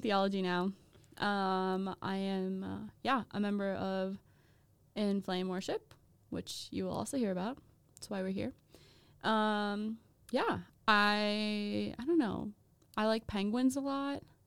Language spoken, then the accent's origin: English; Minnesota, United States; I'm from Minnesota.